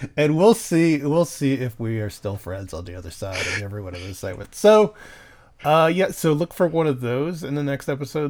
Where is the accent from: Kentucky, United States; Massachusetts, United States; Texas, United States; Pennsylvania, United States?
Texas, United States; Houston; my hometown, Houston, Texas.